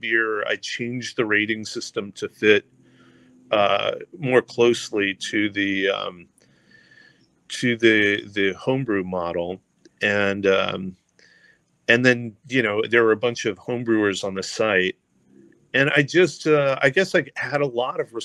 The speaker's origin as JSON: {"language": "English", "country": "United States", "tie": "born or raised there", "also_born_or_lived": "California / Washington / Oregon", "said": "I grew up in California and Washington"}